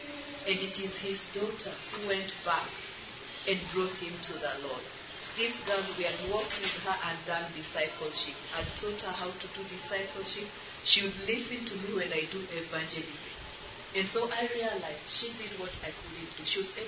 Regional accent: Kenya; something I wouldn't have done as a Kenyan.

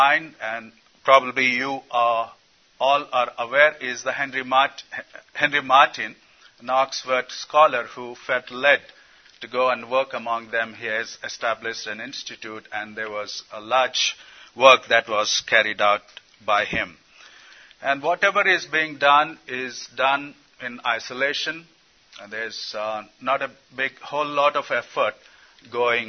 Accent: India; I come from India.

